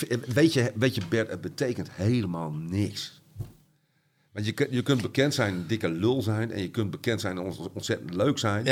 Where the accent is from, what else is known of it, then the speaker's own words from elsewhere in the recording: Groningen, Netherlands; de Oosterpark geboren, eh, in Paddepoel opgegroeid. En toen op verschillende plekken in de stad gewoond